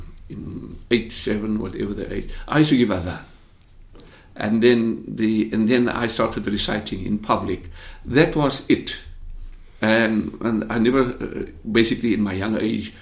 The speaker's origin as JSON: {"language": "English", "town": "Cape Town", "region": "Western Cape", "country": "South Africa", "tie": "born or raised there", "also_born_or_lived": "Rylands", "said": "I was born and bred in Wynberg. I grew up in Wynberg"}